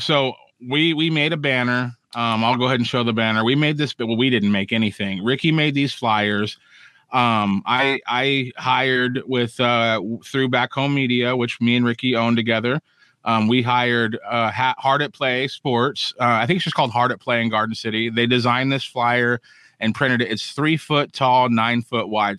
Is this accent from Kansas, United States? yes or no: yes; Kansas, United States; my home state of Kansas.